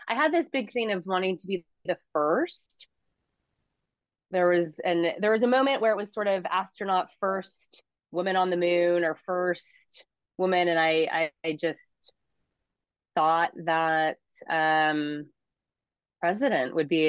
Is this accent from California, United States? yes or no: yes; Huntington Beach, California, United States; also born or lived in San Francisco; In Huntington Beach, California.